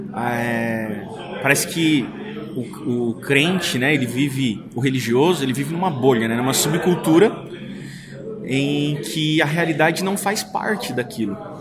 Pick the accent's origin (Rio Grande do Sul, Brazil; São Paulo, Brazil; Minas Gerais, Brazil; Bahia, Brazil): São Paulo, Brazil; eu sou paulistano, eu amo São Paulo.